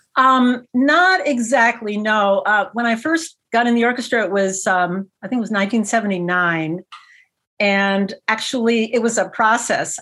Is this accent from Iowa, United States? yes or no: yes; Iowa, United States; moved away; I'm from the Midwest originally, actually, Iowa originally.